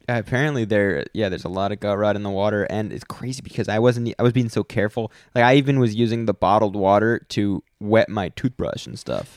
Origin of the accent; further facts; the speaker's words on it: United States; we're American